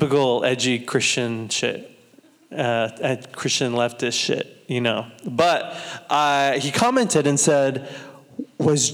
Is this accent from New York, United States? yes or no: no; Santa Maria, California, United States; from Santa Maria, California.